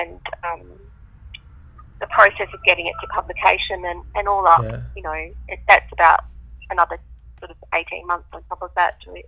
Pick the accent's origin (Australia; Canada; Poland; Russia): Australia; near Osterlind, Western Australia; I actually set the story, the second part of the story, in the landscape where I grew up